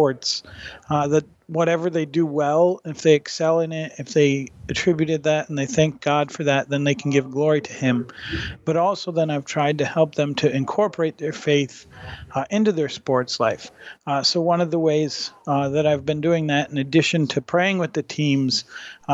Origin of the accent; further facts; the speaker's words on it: Michigan, United States; I'm from Michigan.